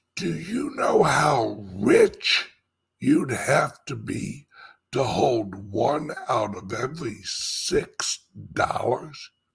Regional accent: St. Louis, Missouri, United States; moved away as an adult; now in Florida, United States; St. Louis will always be my hometown.

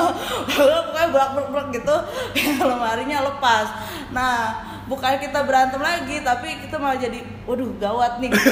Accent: Cianjur, West Java, Indonesia; accent: Sundanese; moved away as an adult; also born or lived in Bandung; now in Jakarta, Indonesia; Saya lahir dan besar di Cianjur

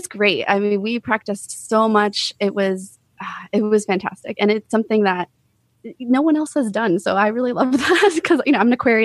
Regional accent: Tampa, Florida, United States; also born or lived in Colorado; I grew up here in Florida. We did move to Colorado for a couple of years when I was 7 to 10

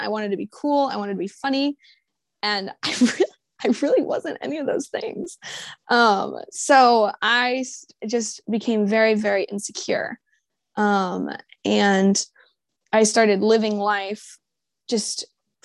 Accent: Jacksonville, Florida, United States; I'm from Jacksonville, Florida

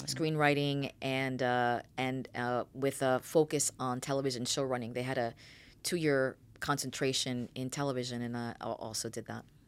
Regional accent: New York City, New York, United States; moved away; also born or lived in Fairfield, New Jersey; I was born in the Bronx.

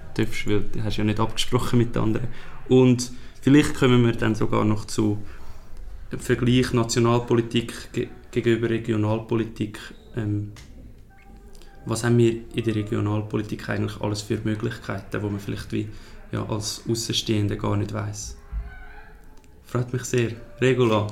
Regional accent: Switzerland; wir als Schweizer

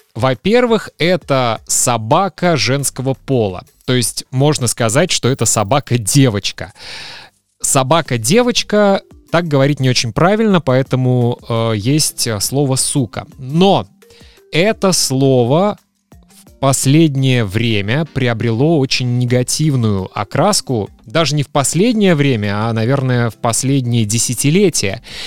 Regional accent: Kaliningrad Oblast, Russia; в моем родном городе в Калининграде

